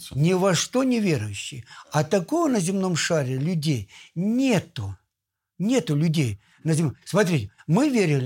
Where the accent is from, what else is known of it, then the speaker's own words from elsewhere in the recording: Russia; Я сам из Помору.